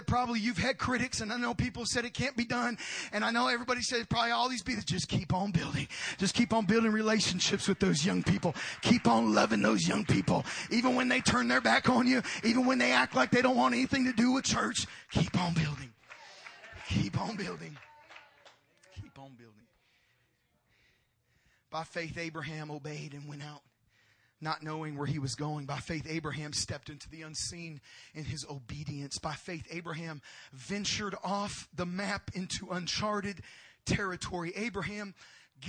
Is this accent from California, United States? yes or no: yes; Oxnard, California, United States; as a kid growing up on Jackson Street in South Oxnard, California, just outside of Los Angeles